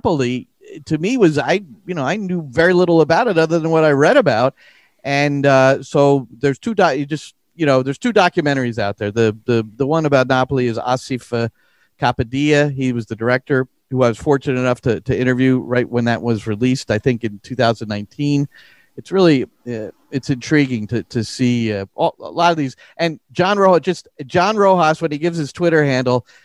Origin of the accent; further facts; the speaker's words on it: United States; I grew up here in the States with baseball